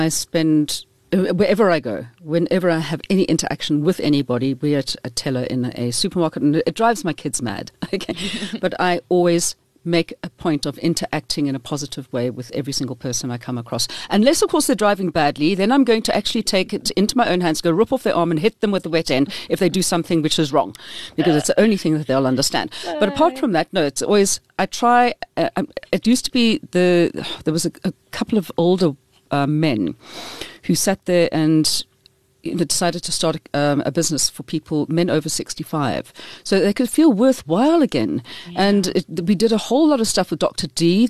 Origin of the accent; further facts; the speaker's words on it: Portsmouth, South East England, United Kingdom; my hometown.